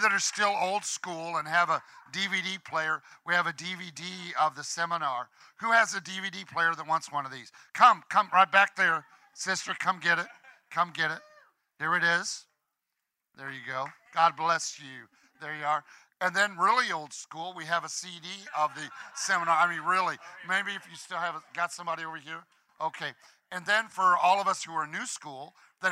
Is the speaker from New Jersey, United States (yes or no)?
no; Illinois, United States; We're all from Illinois. We're just kids from Illinois